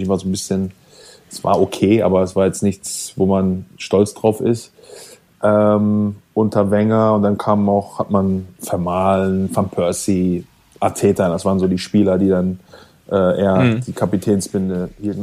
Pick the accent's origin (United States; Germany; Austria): Germany; moved away as an adult; als Deutsche